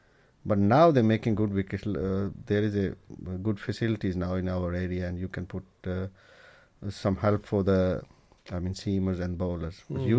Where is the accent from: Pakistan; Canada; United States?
Pakistan; Bhimber, Azad Kashmir; English is a second language; moved away as an adult; now in Burton-on-Trent, United Kingdom; we are originally from Pakistan, Bhimber.